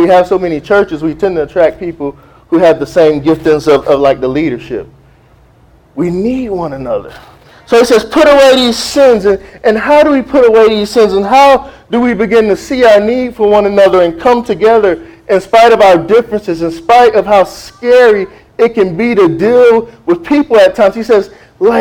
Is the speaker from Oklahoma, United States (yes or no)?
no; South Florida, United States; I'm from South Florida